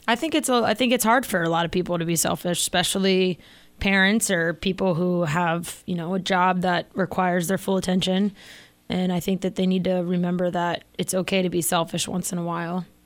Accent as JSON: {"language": "English", "region": "Florida", "country": "United States", "tie": "born or raised there", "said": "growing up in Florida, uh, water was always, like, our main thing."}